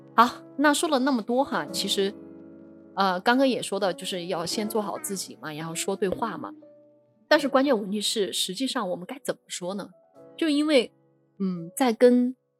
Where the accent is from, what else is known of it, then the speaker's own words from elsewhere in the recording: Sichuan, China; 咱们四川人